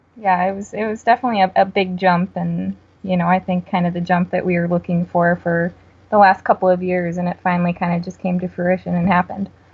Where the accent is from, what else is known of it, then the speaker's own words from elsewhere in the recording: Wisconsin, United States; I'm from Wisconsin.